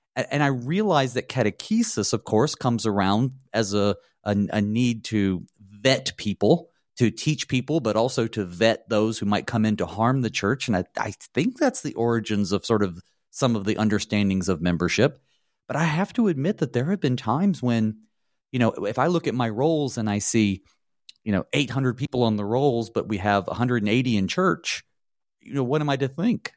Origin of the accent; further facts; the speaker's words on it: the South, United States; I'm from the South, and I didn't grow up Lutheran